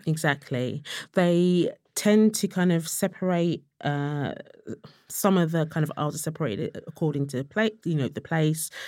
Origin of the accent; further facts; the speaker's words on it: London, United Kingdom; I was from Tottenham